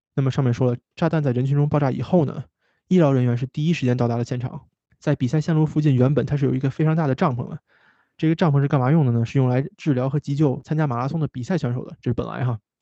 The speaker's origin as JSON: {"language": "Chinese", "area": "the Great Northwest", "region": "Northwest China", "country": "China", "accent": "Northwest dialect", "moved": "as an adult", "lives_now": "Boston, United States", "said": "咱们大西北方言"}